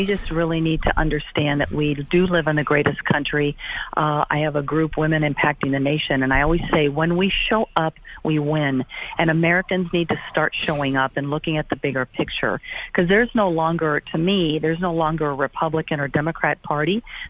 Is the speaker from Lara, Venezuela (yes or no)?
no; Caracas, Capital District, Venezuela; born there; I was born in Caracas, Venezuela.